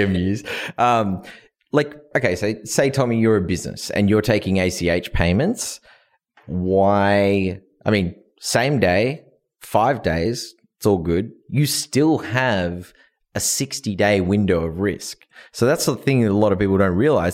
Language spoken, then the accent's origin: English; Australia; moved away; I'm from Australia